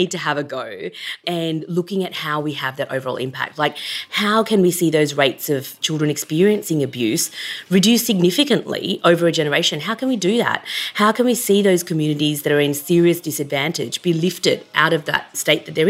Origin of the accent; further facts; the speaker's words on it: Sydney, New South Wales, Australia; I grew up in Western Sydney. I'm a first-generation migrant.